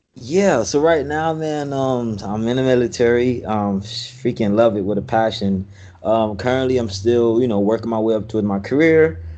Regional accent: Miami, Florida, United States; I was raised in Miami, Florida.

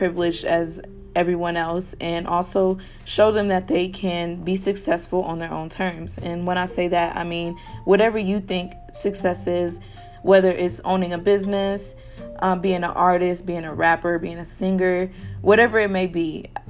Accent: Kalamazoo, Michigan, United States; I am from Kalamazoo, Michigan, and in my city, we all students that go to KBS, Kalamazoo Public Schools, are granted a scholarship

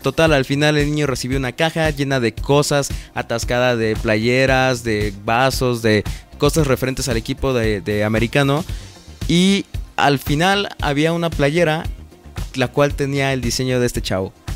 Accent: Puebla, Mexico; soy de Puebla

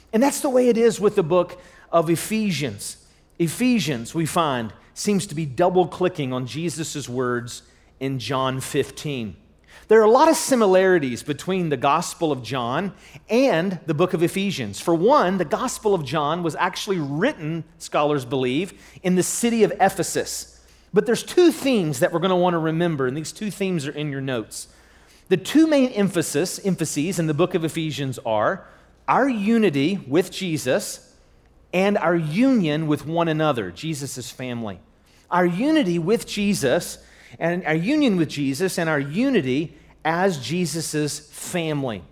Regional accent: Charleston, United States; I'm from the Charleston area

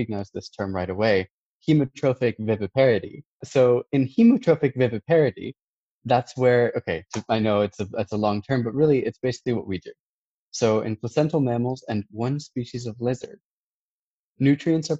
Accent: United States; As an American

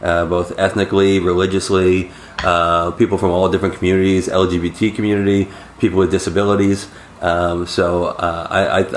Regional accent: New York City, New York, United States; I was born in Jackson Heights

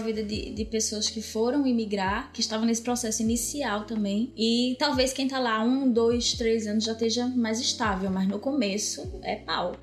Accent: Brazil; moved away as an adult; desde que a gente saiu do Brasil

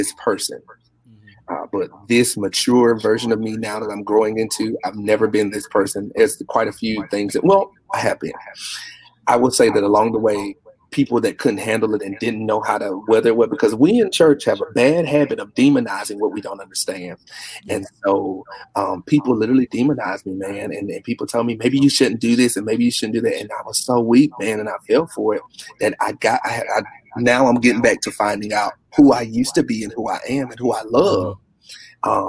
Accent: Warsaw, North Carolina, United States; born and raised in North Carolina? Small town, right. Warsaw

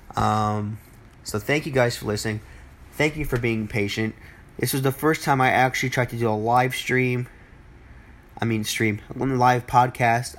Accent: New Jersey, United States; my hometown, well, my home state, I should say, of New Jersey

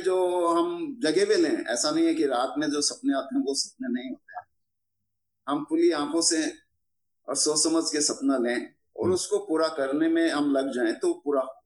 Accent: Sardarshahar, Rajasthan, India; मेरी life start होती है मेरे गांव सदार शहर से

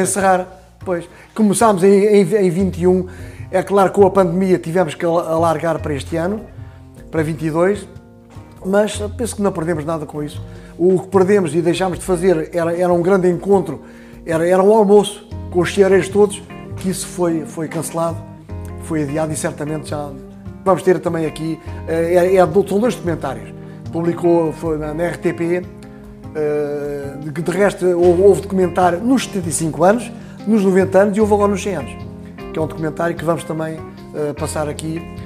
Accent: Santarém, Santarém District, Portugal; eu que sou de Santarém

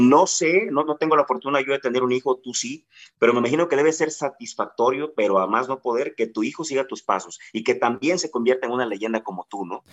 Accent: Guerrero, Mexico; los que somos guerrerenses

